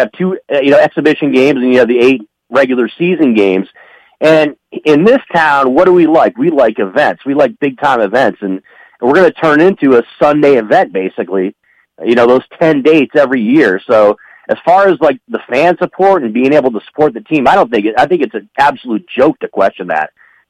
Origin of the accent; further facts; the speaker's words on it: Michigan, United States; now in Las Vegas, United States; I grew up in Michigan